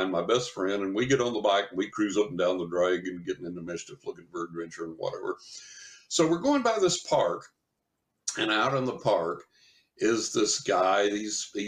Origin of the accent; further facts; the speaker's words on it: West Texas, United States; when I was a teenager growing up in West Texas